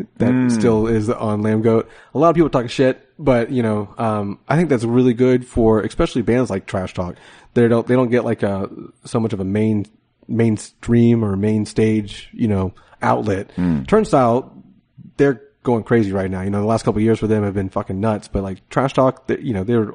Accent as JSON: {"language": "English", "town": "Jacksonville", "region": "Florida", "country": "United States", "said": "I'm from Jacksonville, so obviously that I grew up like"}